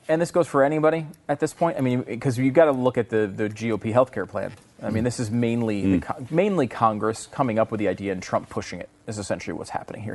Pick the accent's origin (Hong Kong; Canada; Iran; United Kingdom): Canada; moved away; also born or lived in United States; a Canadian sports celebrity